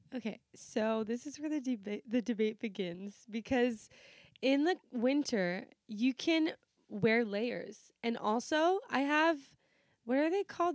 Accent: Canada; also born or lived in Portugal (ancestry); my parents are Portuguese, if you didn't know that, it's a fact, um, and I'm Mediterranean or whatever, I still identify as Canadian

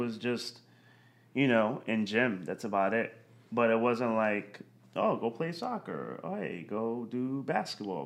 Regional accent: Yonkers, New York, United States; I grew up in, right outside the city, Yonkers, New York

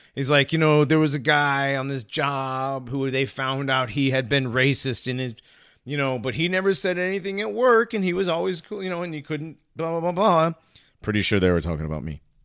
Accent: Hartford, Connecticut, United States; I grew up in Hartford

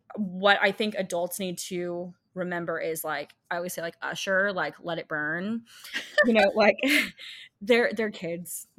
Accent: Texas, United States; I'm from Texas

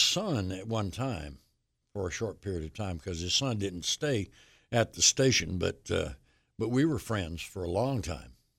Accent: Union, South Carolina, United States; moved away; my hometown station, W B C U and Union

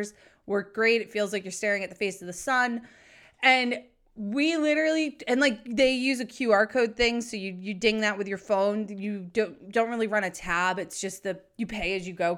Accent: New England, United States; also born or lived in San Diego; I grew up in New England, moved to San Diego for a long time. And then I came back

